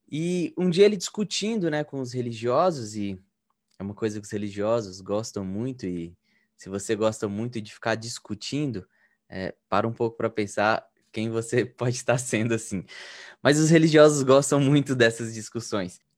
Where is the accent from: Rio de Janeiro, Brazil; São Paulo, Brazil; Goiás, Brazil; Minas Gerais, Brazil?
Minas Gerais, Brazil; now in Campinas, Brazil; eu sou mineiro, eu tenho 28 anos